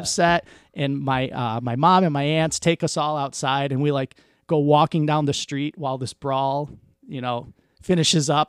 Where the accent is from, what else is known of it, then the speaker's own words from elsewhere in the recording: Detroit, Michigan, United States; growing up in Southwest Detroit, my, all my uncles, my grandma, us, we all lived on the same street